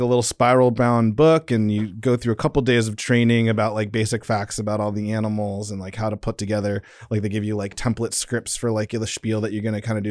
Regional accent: San Diego, California, United States; moved away; Growing up in San Diego

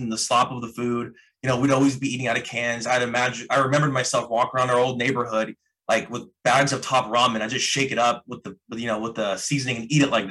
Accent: the Northwest, Pacific Northwest, United States; I had just got my job with my tech degree in downtown Seattle because I'm from the Northwest.

